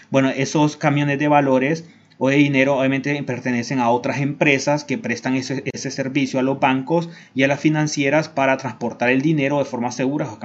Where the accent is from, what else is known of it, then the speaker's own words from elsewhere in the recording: Honduras; a mí me ha pasado en mi país cuando quiero cambiar dólares a veces, llego con mi moneda local, en el caso de Honduras que es el empira